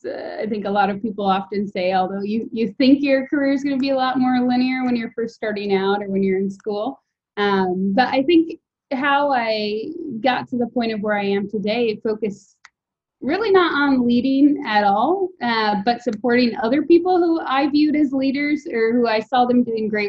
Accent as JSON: {"language": "English", "region": "Wisconsin", "country": "United States", "tie": "born or raised there", "also_born_or_lived": "Oakland", "moved": "as an adult", "said": "the city of 80,000 people that I grew up in Wisconsin"}